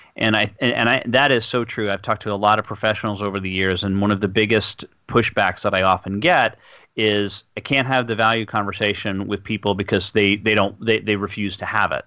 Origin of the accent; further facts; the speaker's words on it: United States; accent: American; my American accent